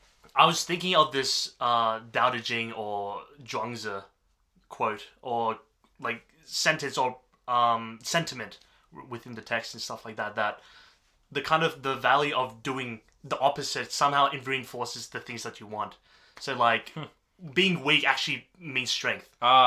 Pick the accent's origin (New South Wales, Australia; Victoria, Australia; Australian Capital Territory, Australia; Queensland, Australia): Australian Capital Territory, Australia; Canberra; I was born in Canberra.